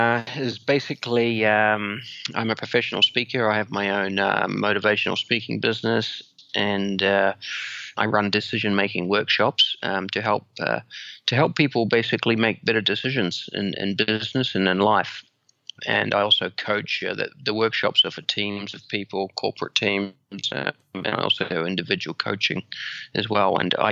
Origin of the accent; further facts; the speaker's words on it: New Zealand; moved away as an adult; also born or lived in London; now in Singapore; Yeah, so I'm originally from New Zealand, born and bred in New Zealand. I've been now living in Singapore for 20 years.